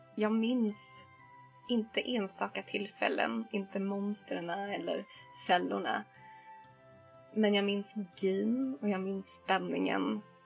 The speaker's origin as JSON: {"language": "Swedish", "town": "Stockholm", "region": "Stockholm County", "country": "Sweden", "tie": "born or raised there", "said": "vi hemma i Stockholm brukade spendera helgerna i garaget där jag, min pappa och min lillebror"}